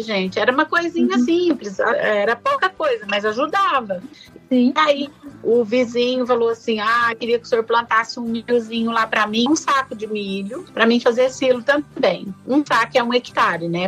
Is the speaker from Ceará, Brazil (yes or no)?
no; Ipuã, São Paulo, Brazil; meu pai era meieiro numa fazenda lá no estado de São Paulo, em Ipuã, onde eu nasci